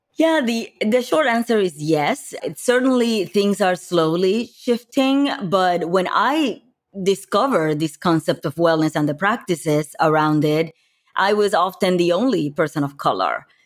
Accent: Puerto Rico; moved away as an adult; also born or lived in New York; now in Los Angeles, United States; growing up in Puerto Rico, I moved, uh, into, from Puerto Rico to New York when I was in my early twenties to go to college

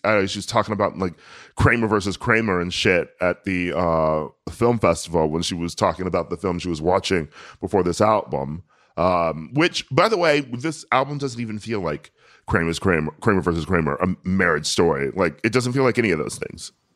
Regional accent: United States; I'm American

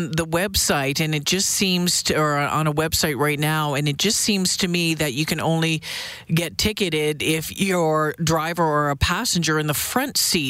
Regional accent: Ontario, Canada; Yeah, and you know what? I grew up in Ontario as well.

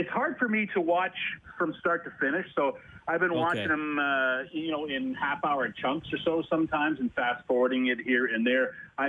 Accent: Toronto, Ontario, Canada; moved away; I grew up in Toronto as a Leaf fan

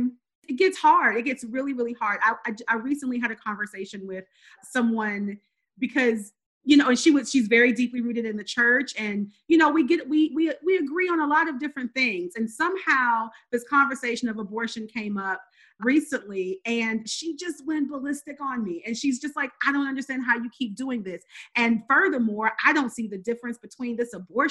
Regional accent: rural North Carolina, United States; now in Georgia, United States; I'm born and raised in the South, in the Bible Belt. I grew up in rural North Carolina and now live here in Georgia

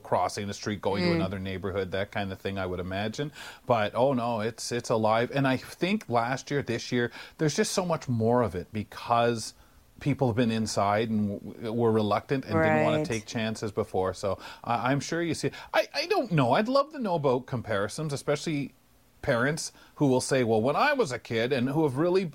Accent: Montreal, Quebec, Canada; In Montreal, when I was a kid, I remember going and knocking on apartment doors

